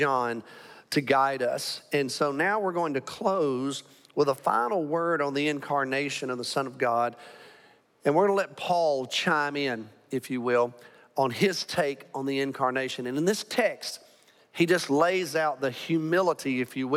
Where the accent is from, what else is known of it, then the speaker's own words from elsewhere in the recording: Alabama, United States; now in Arlington, United States; I'm from Alabama.